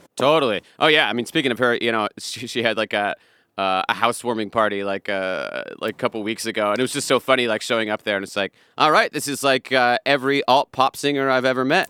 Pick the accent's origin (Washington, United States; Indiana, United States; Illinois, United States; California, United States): Washington, United States; Bothell; I grew up in Seattle area